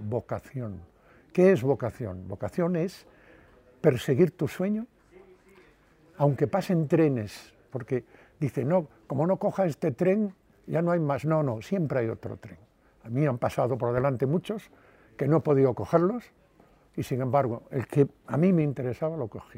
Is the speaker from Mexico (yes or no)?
no; Padrón, Galicia, Spain; moved away as an adult; now in Madrid, Spain; en mi pueblo me consideraban un poco loco